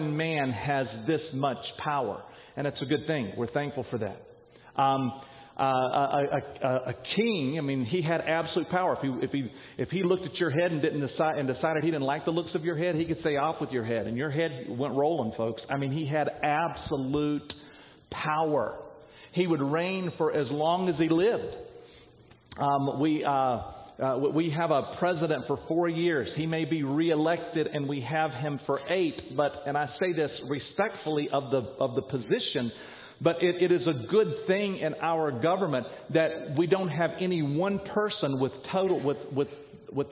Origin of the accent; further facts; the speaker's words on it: North Carolina, United States; moved away; I grew up in North Carolina